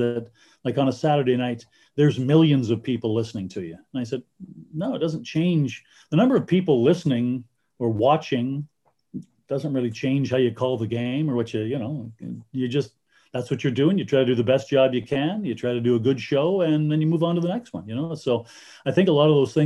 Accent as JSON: {"language": "English", "country": "Canada", "tie": "born or raised there", "said": "being a Canadian kid, I grew up loving the CFL and loving the NHL"}